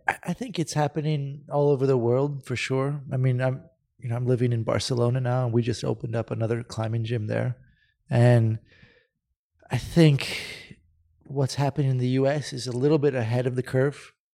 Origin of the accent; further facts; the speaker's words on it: Santa Cruz, California, United States; moved away as an adult; now in Spain; I grew up in Santa Cruz, I grew up surfing with my dad